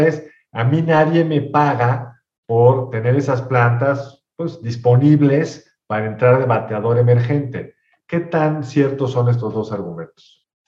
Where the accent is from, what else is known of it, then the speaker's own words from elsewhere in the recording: Mexico; somos los mexicanos